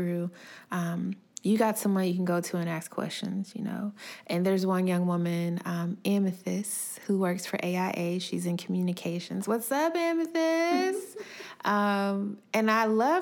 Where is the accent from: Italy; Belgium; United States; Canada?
United States; Decatur, Georgia; also born or lived in Atlanta, Georgia; I grew up in Atlanta, Georgia, raised in Decatur